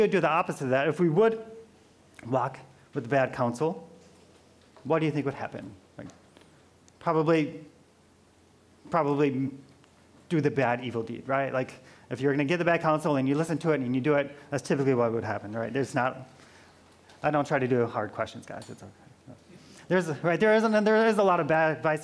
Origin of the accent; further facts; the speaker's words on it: Midwest, United States; moved away; I'm from the Midwest